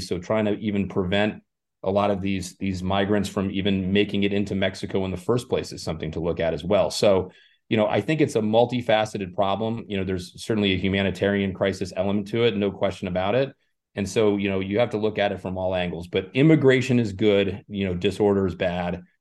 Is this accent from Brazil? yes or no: no; Ireland; now in Arizona, United States; I was born in Ireland